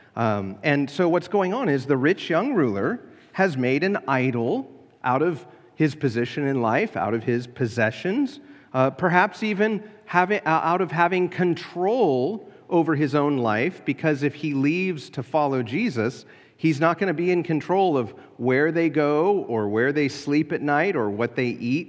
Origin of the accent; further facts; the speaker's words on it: United States; As an American Christian